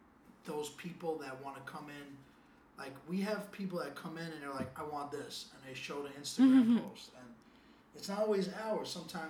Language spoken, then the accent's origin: English; New York City, New York, United States; growing up in Williamsburg